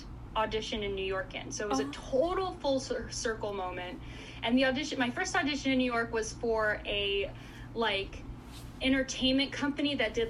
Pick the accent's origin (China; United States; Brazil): Brazil; Goiânia, Goiás; born there; So in Goiânia, it's a city close to Brasília, the capital, sort of. It's like 3 hours away. But it's like the Nashville of Brazil.